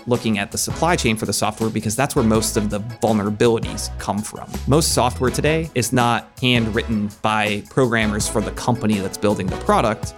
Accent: Maumee, Ohio, United States; moved away as an adult; now in Columbus, United States; I grew up in the Toledo area, a suburb called Maumee, and came down to Ohio State for school, then lived here ever since, so it's been about twenty years now

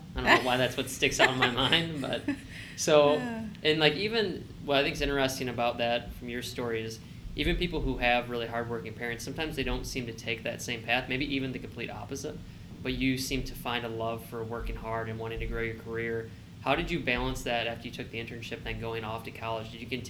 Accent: Toledo, Ohio, United States; now in Columbus, United States; So I'm from the Toledo area originally.

